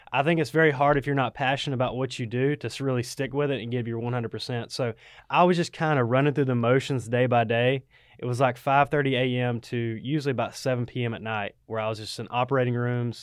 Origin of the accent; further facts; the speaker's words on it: Waycross, Georgia, United States; also born or lived in Statesboro, Georgia; I'm from Waycross